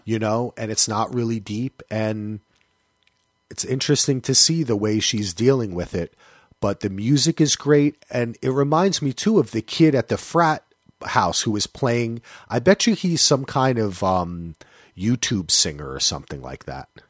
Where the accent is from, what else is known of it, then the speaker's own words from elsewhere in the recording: New Jersey, United States; I am from New Jersey